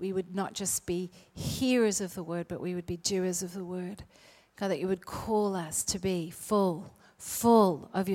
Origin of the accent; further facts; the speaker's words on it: South Australia, Australia; I am not Southern, even though I was born in South Australia